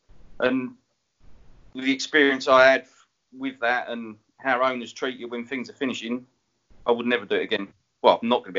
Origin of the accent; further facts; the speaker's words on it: Enfield, London, United Kingdom; I was like, I'm from Enfield, I've got a swatch on.